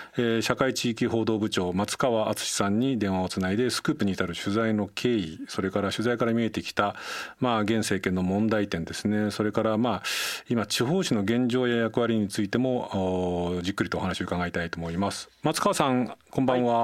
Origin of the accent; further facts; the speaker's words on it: Nagano, Japan; moved away; 長野の出身で地元には信濃前に新聞ってのがあってですね